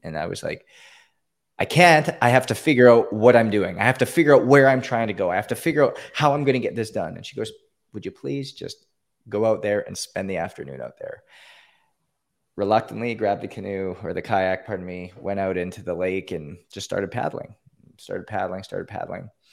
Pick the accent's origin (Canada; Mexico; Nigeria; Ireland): Canada; now in Florida, United States; I grew up in Canada, born and raised in Canada.